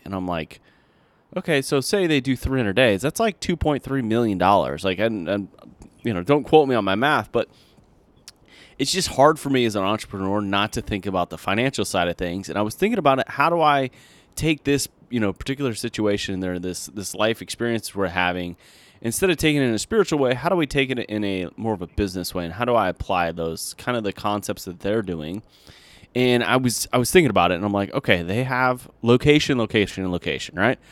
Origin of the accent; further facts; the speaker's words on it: United States; as an American